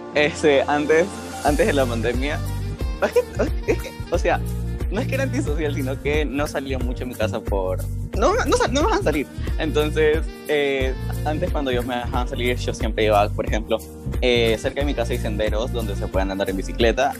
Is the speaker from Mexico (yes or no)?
no; Ecuador; soy de Ecuador.